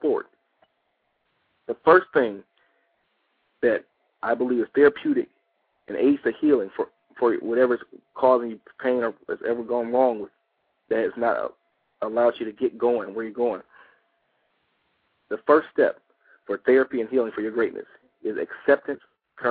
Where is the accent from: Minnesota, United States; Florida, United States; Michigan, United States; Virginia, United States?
Michigan, United States; Detroit; now in Atlanta, United States; I'm originally from Detroit